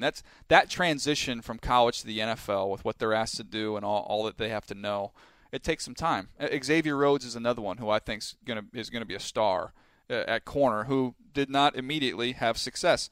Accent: San Diego, California, United States; I grew up in San Diego

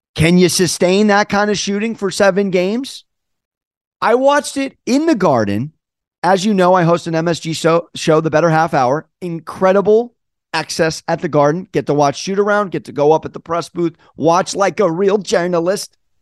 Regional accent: San Diego, California, United States; now in New York City, United States; I'm from San Diego

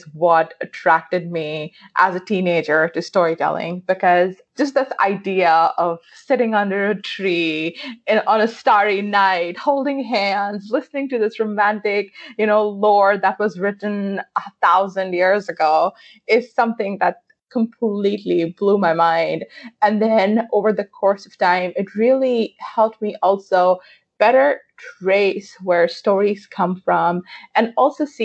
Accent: Pakistan; I grew up in Pakistan

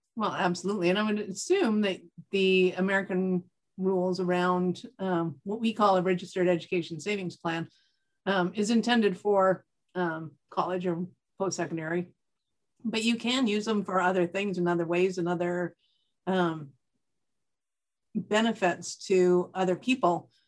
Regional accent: Canada; I'm Canadian

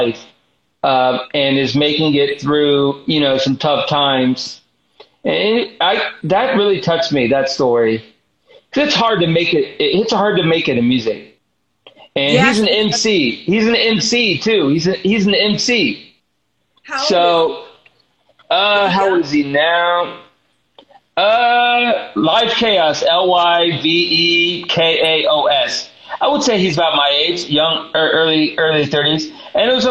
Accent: the South, United States; I'm from the South, so I'm from the South

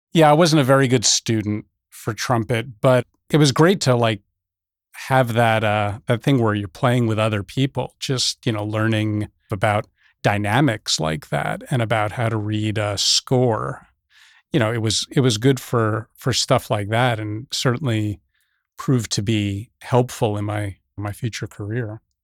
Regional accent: Teaneck, New Jersey, United States; I grew up in New Jersey, northern New Jersey, just over the George Washington Bridge, Teaneck, New Jersey

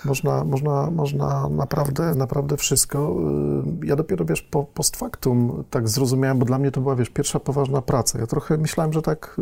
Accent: Lębork, Pomeranian Voivodeship, Poland; moved away as an adult; also born or lived in Tricity; ja pochodzę z niewielkiego stosunkowo miasteczka, z Lęborka na Pomorzu

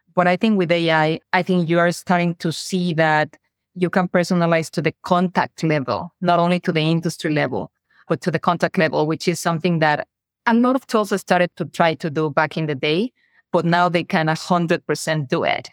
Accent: Mexico; accent: Mexican; moved away; I am Mexican, has probably my accent already told the audience. And I was in Mexico

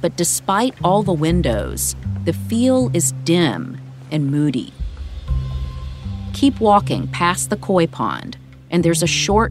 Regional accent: Alabama, United States; I was born and raised in Alabama. I grew up about a mile away from where the crime at the center of this story took place.

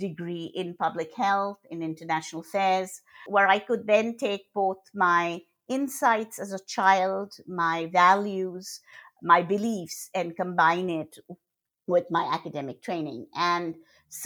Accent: Kolkata, West Bengal, India; moved away; I was born in Calcutta. I'm originally from Calcutta and in India. And I grew up seeing inequities

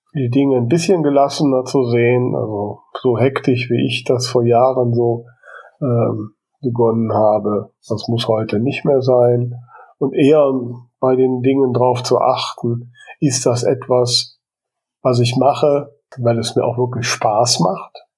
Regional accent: Krefeld, North Rhine-Westphalia, Germany; meinem Geburtsort

